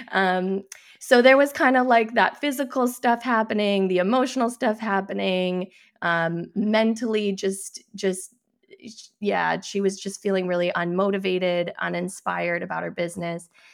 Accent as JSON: {"language": "English", "region": "New Hampshire", "country": "United States", "tie": "born or raised there", "said": "I grew up in New"}